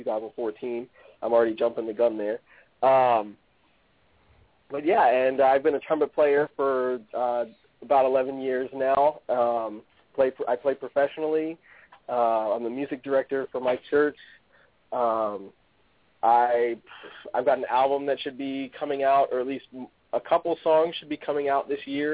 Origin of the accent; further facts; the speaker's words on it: Western Massachusetts, United States; born and raised in Western Massachusetts